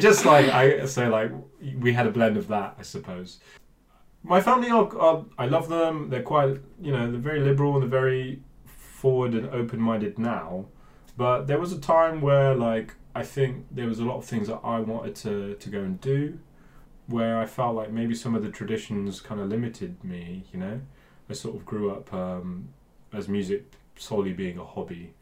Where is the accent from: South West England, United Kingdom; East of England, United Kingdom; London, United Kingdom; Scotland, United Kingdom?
South West England, United Kingdom; Bristol; I grew up in Bristol, um, but I'm from a Punjabi family